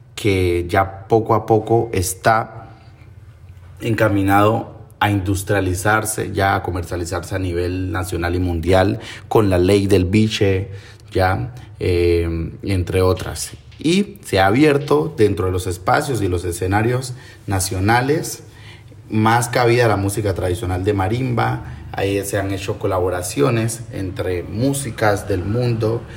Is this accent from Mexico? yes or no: no; Timbiquí, Cauca, Colombia; Soy nativo de Timbiquí, Cauca, Pacífico Sur Costa, Caucana.